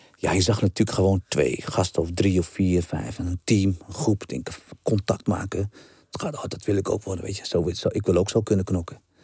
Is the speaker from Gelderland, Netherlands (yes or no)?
yes; Brummen, Gelderland, Netherlands; ik kom niet van Amsterdam West. Amsterdam West is toch totaal weer wat anders. Ik kom echt uit een dorp.